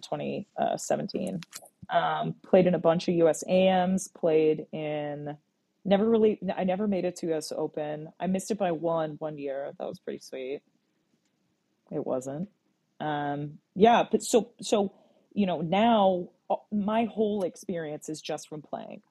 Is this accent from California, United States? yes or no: no; a little town just outside of Gettysburg, Pennsylvania, United States; I was born in Southern PA. I'm from a little town that's just outside of Gettysburg, and if your reference point is Gettysburg, Pennsylvania, that that you know you're in the fucking boonies